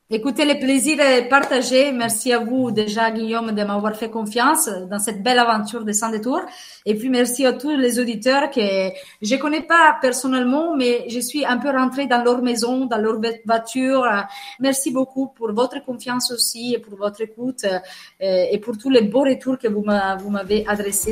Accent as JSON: {"language": "French", "town": "Venice", "region": "Veneto", "country": "Italy", "also_born_or_lived": "Manche, France", "second_language": "French", "moved": "as an adult", "lives_now": "France", "said": "En tant qu'Italienne"}